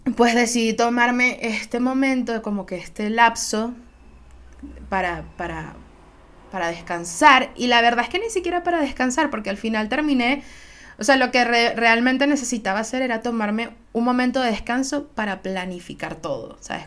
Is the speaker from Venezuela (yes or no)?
yes; Venezuela; yo soy una jeva de Venezuela, puedo ser veneca muy, muy fácilmente